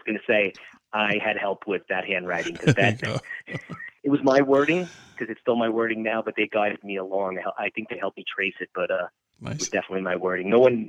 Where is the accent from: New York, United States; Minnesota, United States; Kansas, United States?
New York, United States; New York City; growing up in Queens, New York, it's almost predetermined for many of us to get city jobs. Growing up in the 70s and 80s, there were so many city workers in Queens, New York.